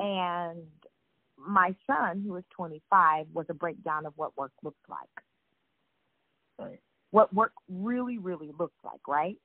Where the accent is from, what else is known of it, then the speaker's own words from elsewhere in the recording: Sacramento, California, United States; moved away as an adult; also born or lived in New York; I was from Sacramento, I come from Sacramento, California